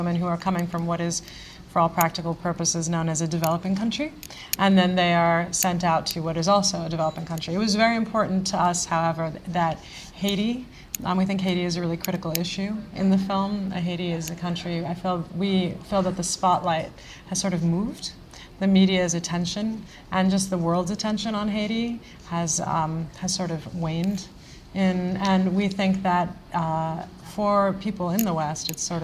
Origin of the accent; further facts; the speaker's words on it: India; I am Indian